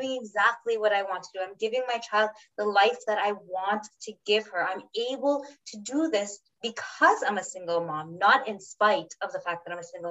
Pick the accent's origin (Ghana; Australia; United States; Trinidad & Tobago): Trinidad & Tobago; now in Canada; we're Trinidadian, we live here in Canada